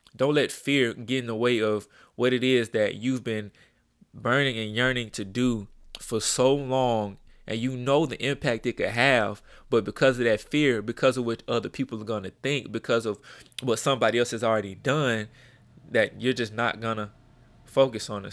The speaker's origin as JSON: {"language": "English", "town": "Birmingham", "region": "Alabama", "country": "United States", "tie": "born or raised there", "said": "I'm from Birmingham, Alabama, born and raised, um, in a little city called Pratt City, uh, Alabama, over on the west side."}